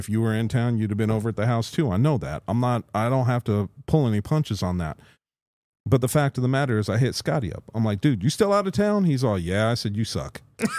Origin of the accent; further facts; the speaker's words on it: Canada; And I'm freaking Canadian.